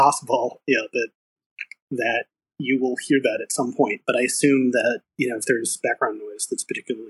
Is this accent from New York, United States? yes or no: no; Maryland, United States; I grew up just outside of Washington.